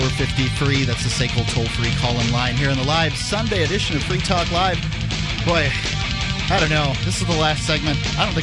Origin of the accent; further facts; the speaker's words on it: the South, United States; also born or lived in Florida; And being a Southerner, you know, it means something to me that isn't necessarily all bad, but it's not all good either.